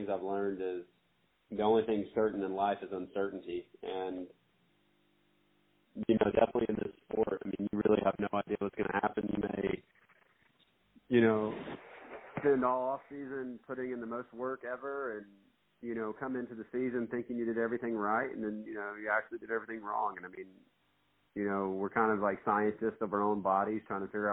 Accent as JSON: {"language": "English", "area": "Habersham", "region": "North Georgia", "country": "United States", "tie": "born or raised there", "said": "From a small town in North Georgia"}